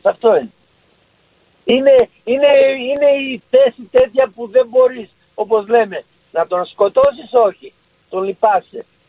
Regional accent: Patras, Western Greece, Greece; Εγώ είμαι πατρινός

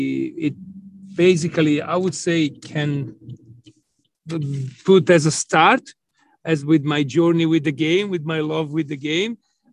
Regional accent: Florence, Tuscany, Italy; Yes, yes, yes. I was a Fiorentina fan. I had season tickets when I was a teenager.

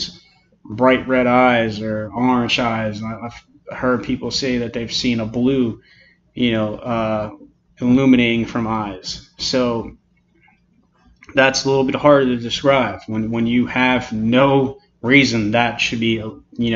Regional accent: New Jersey, United States; we're both from New Jersey

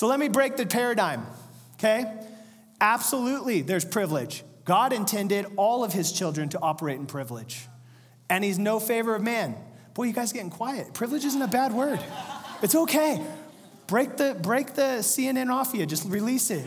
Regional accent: Central/Northern California, United States; we're from Central California

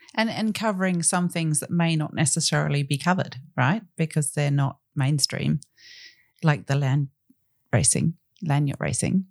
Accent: Australia

